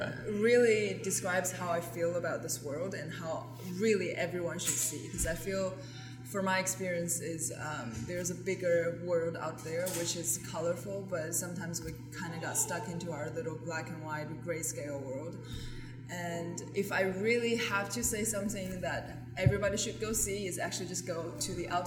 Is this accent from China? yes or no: yes; China; moved away as an adult; also born or lived in Michigan; now in New York, United States; when I was growing up in China until I was 18